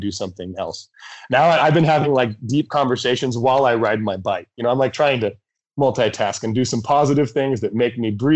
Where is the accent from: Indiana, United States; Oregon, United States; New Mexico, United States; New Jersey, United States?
Oregon, United States; Medford; moved away as an adult; I grew up in Medford, and Medford is not Portland